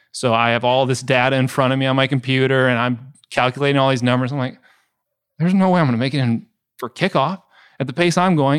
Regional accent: Wisconsin, United States; Ezra and I are both born and raised in Wisconsin, so we bleed Packer green and gold

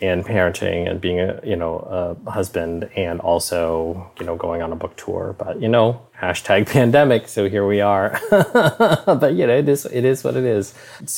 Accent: Ho Chi Minh City, Vietnam; born there; So, you know, I was born in Saigon, Vietnam.

